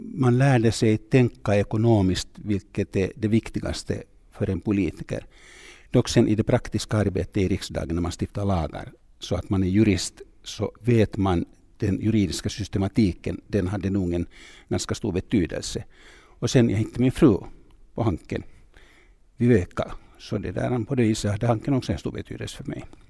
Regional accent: Tampere, Pirkanmaa, Finland; Swedish is a second language; Jag kommer från Tammerfors, jag gick i en finsk skola

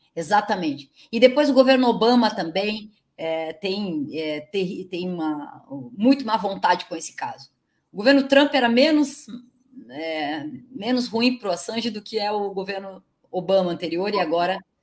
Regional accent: Curitiba, Paraná, Brazil; Eu sou de Curitiba

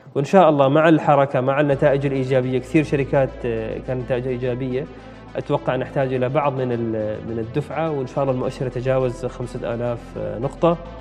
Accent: Oman; نحن عندنا في الخليج نتكلم هنا ايضا في السلطنه

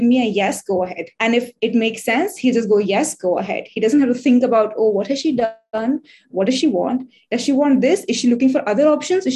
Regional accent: India; I'm from India

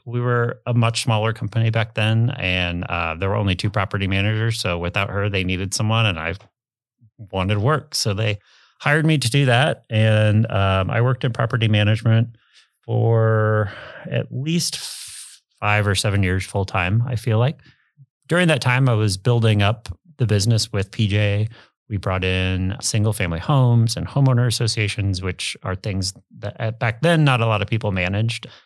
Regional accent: Omaha, Nebraska, United States; also born or lived in Arizona / Ralston; I grew up in Dundee, went to Dundee Elementary, then went to Lewis and Clark, and then eventually to Central

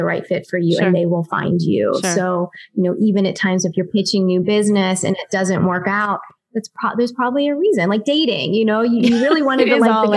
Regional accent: Pittsburgh, Pennsylvania, United States; moved away as an adult; also born or lived in Ohio; now in Los Angeles, United States; I'm originally from Pittsburgh, Pennsylvania.

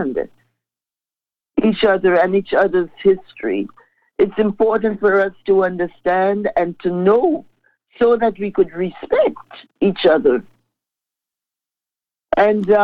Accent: Grenada; moved away as an adult; now in Toronto, Canada; I was raised and the way that I grew up in the Grenada sense

